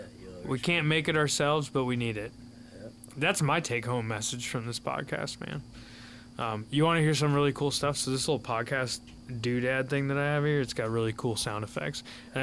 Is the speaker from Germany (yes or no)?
no; Midwest, United States; I didn't think I'd ever hunt in Florida because I'm from Midwest